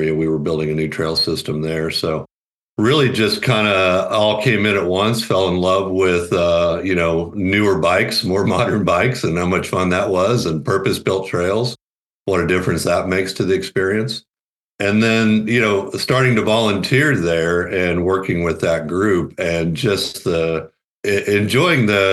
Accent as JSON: {"language": "English", "town": "San Diego", "region": "California", "country": "United States", "tie": "born or raised there", "also_born_or_lived": "Southeast US", "moved": "yes", "lives_now": "Colorado, United States", "said": "I grew up in Southern California, San Diego area"}